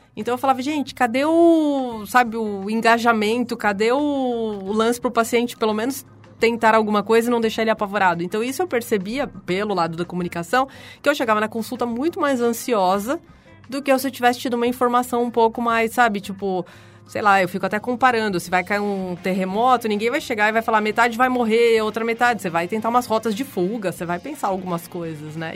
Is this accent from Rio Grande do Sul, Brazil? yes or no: no; São Paulo, Brazil; accent: R puxado (interior paulista); sou de São Paulo, nasci aqui. Passei muito tempo no interior, por isso que eu tenho esse R puxado, mas na verdade nunca morei